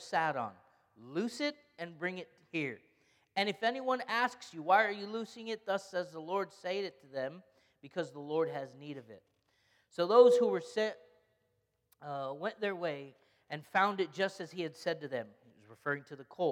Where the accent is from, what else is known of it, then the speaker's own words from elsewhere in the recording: Egypt; I'm Egyptian, and so we grew up Greek Orthodox